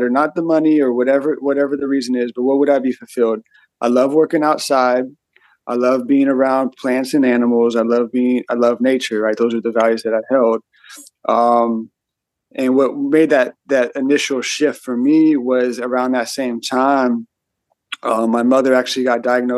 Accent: Auburn, California, United States; I grew up in Auburn

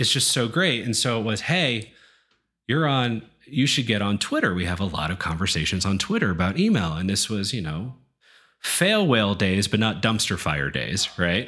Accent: East Coast, United States; moved away; I'm from the East Coast originally

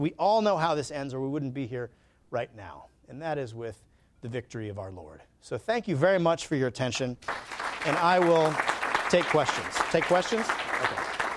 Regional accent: Alabama, United States; I'm from Alabama

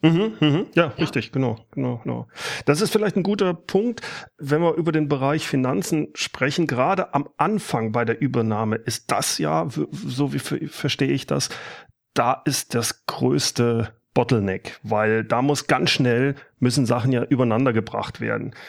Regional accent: Rhineland, Germany; Ich bin ja aus dem Rheinland

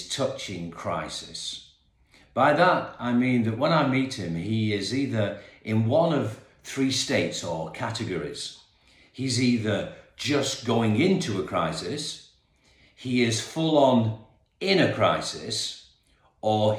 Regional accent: Perth, Western Australia, Australia; now in England; back in my old city, my hometown actually. And I've lived in England now for many, many years, but was born in King Edward's Hospital in Perth, Western Australia

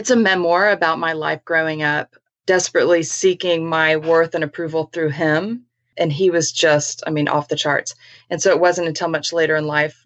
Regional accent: San Antonio, Texas, United States; I was born and raised in San Antonio

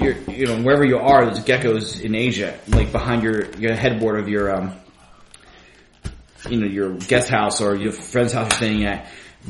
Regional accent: Philadelphia, Pennsylvania, United States; I'm from Philly

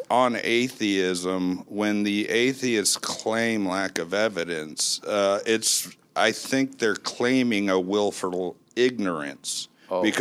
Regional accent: Tequila, Jalisco, Mexico; Uh, I'm from Tequila.

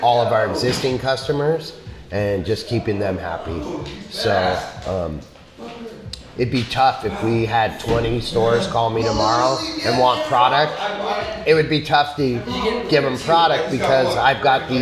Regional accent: Los Angeles, California, United States; now in Oregon, United States; we grew up in East LA, and we grew up around a lot of shady characters.

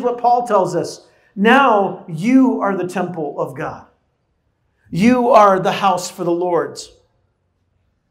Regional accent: San Diego, California, United States; moved away; I grew up in San Diego

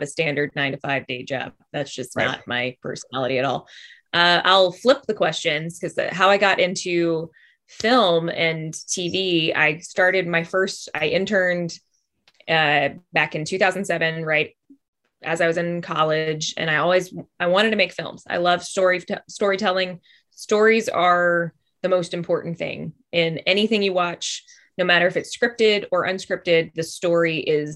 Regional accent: Alabama, United States; also born or lived in Los Angeles / Vancouver; now in Atlanta, United States; I'm from Alabama.

